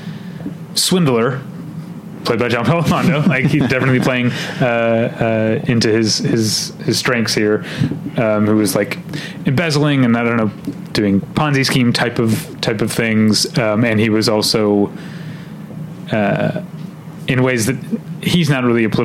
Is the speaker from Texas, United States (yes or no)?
no; St. Louis, Missouri, United States; I'm from St. Louis